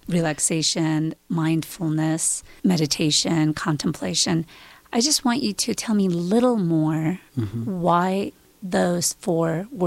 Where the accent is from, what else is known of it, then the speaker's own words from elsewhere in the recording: Georgia; moved away; I'm Georgian.